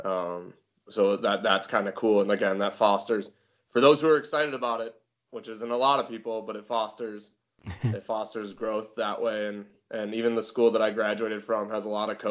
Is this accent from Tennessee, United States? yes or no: no; Bismarck, North Dakota, United States; moved away; also born or lived in Wyoming; That's where I grew up